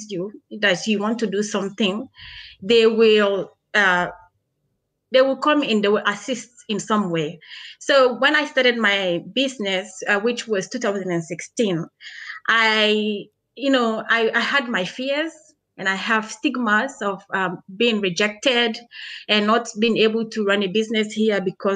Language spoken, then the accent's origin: English; Sierra Leone; now in Australia; I am Australian Sierra Leonean